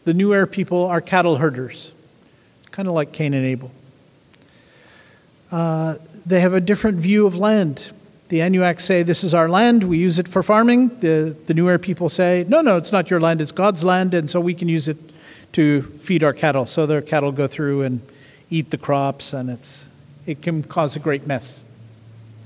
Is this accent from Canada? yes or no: yes; Canada; I come from Canada, where we have two languages, and we fight about those